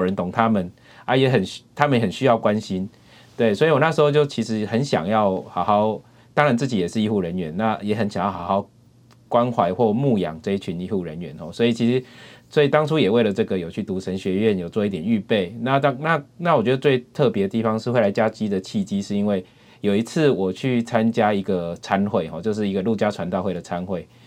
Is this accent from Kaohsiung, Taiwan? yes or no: no; Yunlin County, Taiwan; moved away as an adult; also born or lived in Taipei; now in Chiayi, Taiwan; 我是云林人